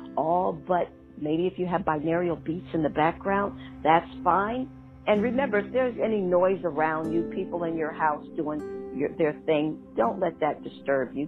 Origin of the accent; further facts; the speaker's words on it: Schenectady, New York, United States; my hometown